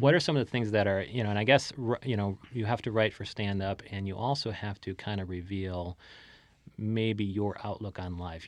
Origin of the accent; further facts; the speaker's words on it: Chicago, Illinois, United States; Chicago, I'm from Chicago